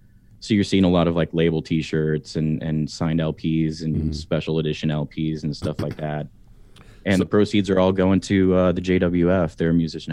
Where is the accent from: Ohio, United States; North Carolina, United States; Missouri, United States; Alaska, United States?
Missouri, United States; Kansas City; There's one where I grew up in Kansas City called the Midwest Music Foundation